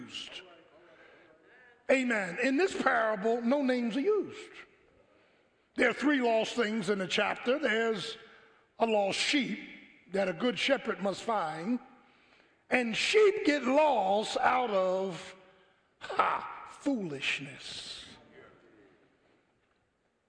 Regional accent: Philadelphia, Pennsylvania, United States; growing up in South Philly, you know, in the 60s

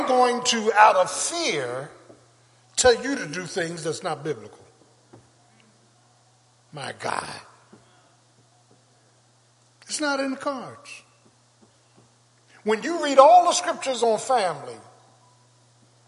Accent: Philadelphia, Pennsylvania, United States; I grew up in South Philly

